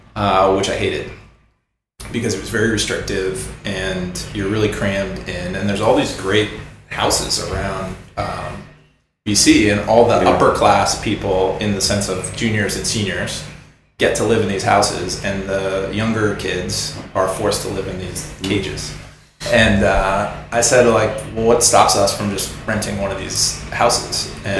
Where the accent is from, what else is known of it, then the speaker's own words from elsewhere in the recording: Idaho, United States; living on the East Coast, I say I'm from Idaho, and people say, oh, Iowa.